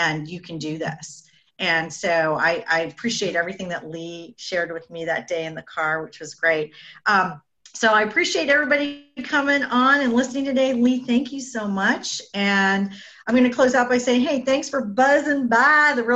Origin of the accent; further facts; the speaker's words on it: Canada; I'm Canadian